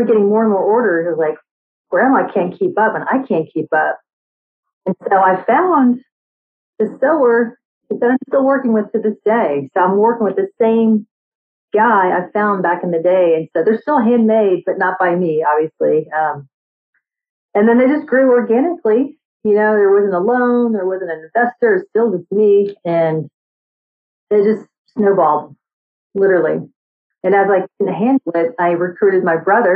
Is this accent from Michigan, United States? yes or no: no; Austin, Texas, United States; also born or lived in New York City; I'm from Austin, but I grew up in downtown Austin, so I love that city vibe